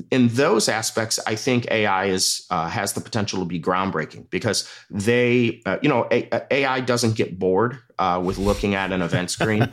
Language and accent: English; Midwest, United States; moved away; where I grew up in the Midwest